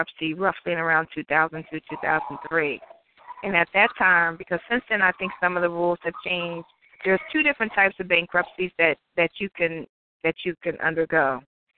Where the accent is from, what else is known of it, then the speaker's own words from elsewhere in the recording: Ohio, United States; moved away; I'm from Ohio originally